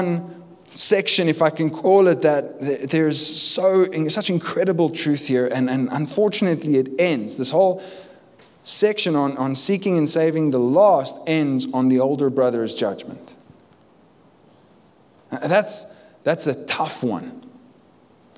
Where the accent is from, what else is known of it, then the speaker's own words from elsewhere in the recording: Cape Town, Western Cape, South Africa; I'm from Cape Town